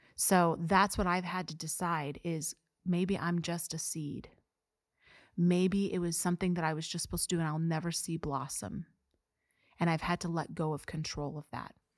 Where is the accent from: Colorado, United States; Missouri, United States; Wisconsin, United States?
Missouri, United States; Mexico; I'm from Mexico, Missouri